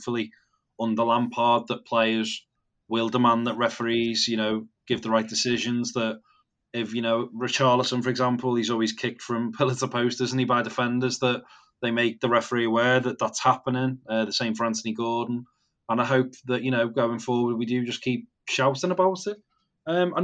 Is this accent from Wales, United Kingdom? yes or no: no; the Wirral, North West England, United Kingdom; I'm from the Wirral